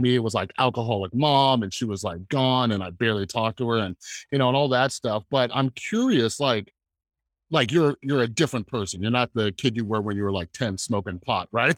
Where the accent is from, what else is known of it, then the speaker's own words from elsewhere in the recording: Fresno, California, United States; moved away; I'm originally from Fresno, California